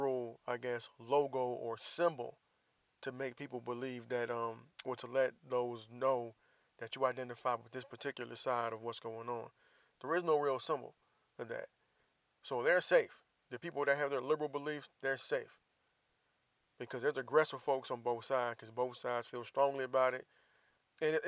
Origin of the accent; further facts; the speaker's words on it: Jacksonville, Florida, United States; moved away; my hometown of Jacksonville, Florida